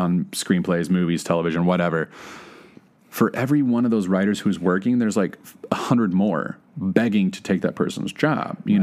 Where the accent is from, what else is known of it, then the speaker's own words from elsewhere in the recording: Texas, United States; moved away as an adult; also born or lived in Oklahoma; now in Los Angeles, United States; I grew up in Texas and went to school in Oklahoma